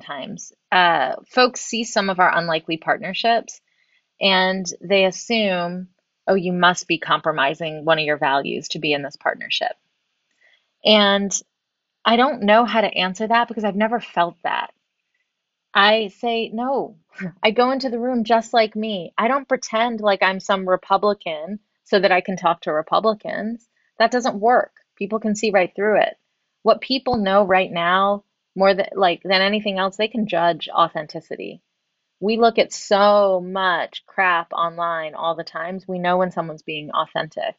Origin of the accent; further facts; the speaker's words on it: the South, United States; I grew up in the South